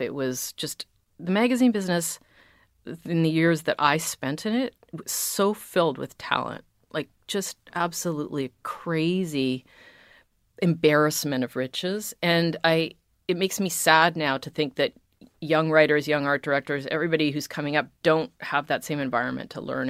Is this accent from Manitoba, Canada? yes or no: no; Toronto, Ontario, Canada; moved away as an adult; also born or lived in Arizona, United States; I'm Canadian